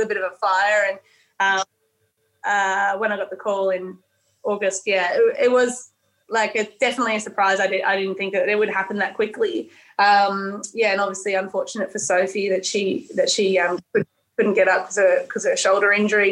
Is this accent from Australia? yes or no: yes; New South Wales, Australia; also born or lived in Tasmania; I am from New South Wales